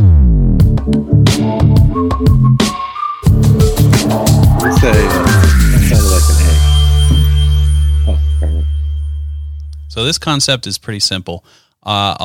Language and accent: English; Boston, Massachusetts, United States; I'm from Boston